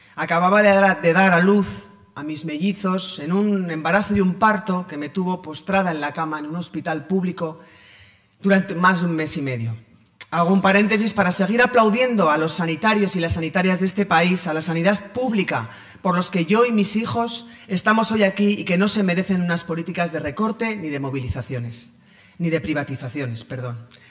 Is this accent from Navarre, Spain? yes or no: yes; Pamplona, Navarre, Spain; Yo nací en Pamplona en 1975 y allí he desarrollado mi carrera personal y eh, profesional